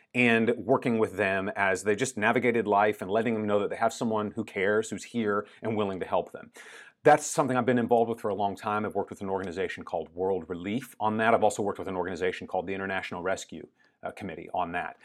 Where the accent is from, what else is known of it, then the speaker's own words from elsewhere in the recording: United States; moved away; my home country of the United States